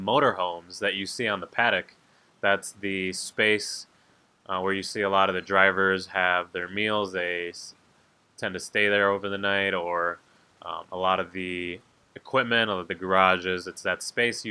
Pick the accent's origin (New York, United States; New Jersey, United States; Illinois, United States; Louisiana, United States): Illinois, United States; St. Charles; where I grew up in St. Charles